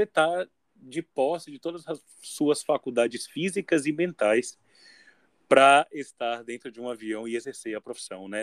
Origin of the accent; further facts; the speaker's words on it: Salvador, Bahia, Brazil; eu sou de Salvador